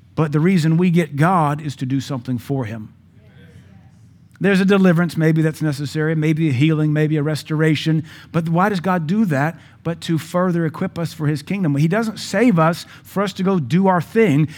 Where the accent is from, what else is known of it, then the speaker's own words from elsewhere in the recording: United States; We are American